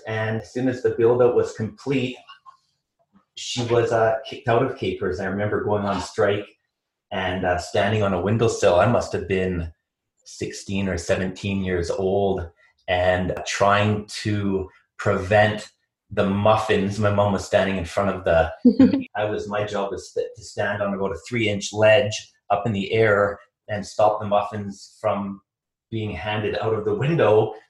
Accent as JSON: {"language": "English", "area": "North Vancouver / Bowen Island", "region": "British Columbia", "country": "Canada", "tie": "born or raised there", "said": "We moved from North Vancouver, eventually to Bowen Island. And we actually lived in what is now the museum on Bowen Island, right in the cove."}